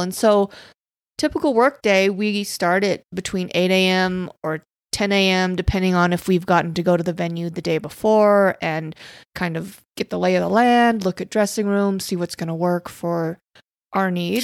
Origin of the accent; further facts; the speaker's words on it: Casper, Wyoming, United States; moved away; growing up in Casper, Wyoming